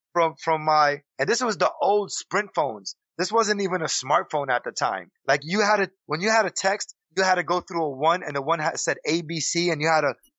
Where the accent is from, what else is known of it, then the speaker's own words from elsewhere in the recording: Puerto Rico; now in New York City, United States; Because I work in New York City and I live in New York City and I'm Puerto Rican. I come from the Spanish community.